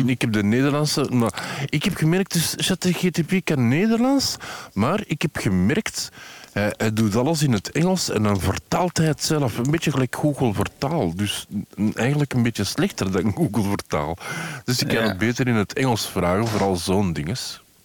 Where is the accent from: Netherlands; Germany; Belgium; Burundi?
Belgium; Antwerp, Flanders; omdat ik van Antwerpen ben.